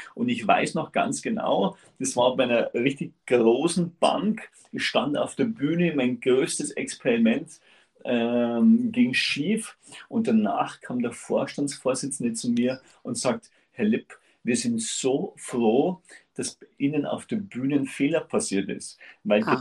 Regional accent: Upper Bavaria, Germany; ich komme aus Oberbayern wirklich aus dem Süden von Deutschland. Ich bin in der Region, das ist in Salzach, das ist ein Stück oberhalb von Chiemsee

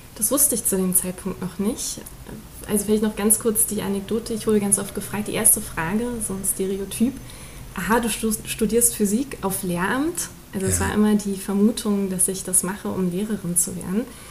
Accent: Berlin, Germany; also born or lived in Neukölln, Berlin; Also die ersten sechs Jahre in Neukölln und dann die restliche Zeit in Köpenick

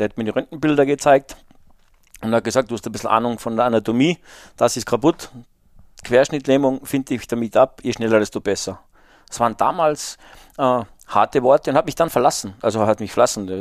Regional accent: the mountains of Salzburg, Austria; ich bin halt in den Bergen Salzburgs aufgewachsen

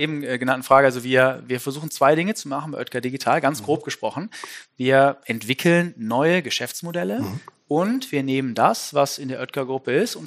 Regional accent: Düsseldorf, North Rhine-Westphalia, Germany; ich als Düsseldorfer

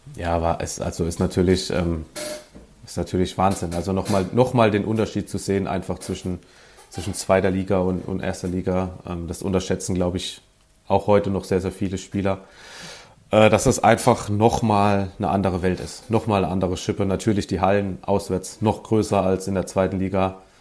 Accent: Sinzheim, Baden-Württemberg, Germany; moved away; also born or lived in St. Louis; aus der Nähe von Baden-Baden, äh, aus Sinsheim, nicht zu verwechseln mit dem Hoffenheim-Sinsheim.

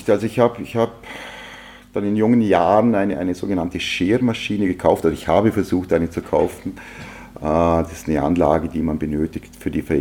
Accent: Lustenau, Vorarlberg, Austria; Ja, ich bin in Luschenau aufgewachsen, äh, bei einer klassischen Arbeiterfamilie, äh, Volksschule, Hauptschule in, in Lustenau.

